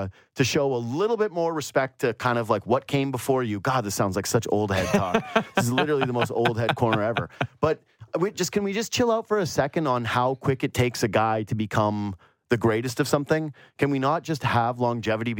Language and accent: English; Canada; as a Canadian